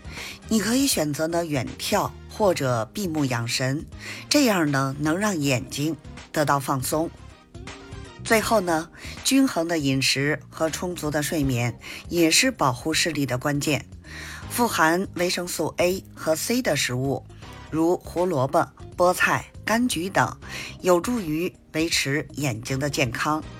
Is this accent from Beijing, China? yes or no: yes; Beijing, China; ，咱们下期节目再见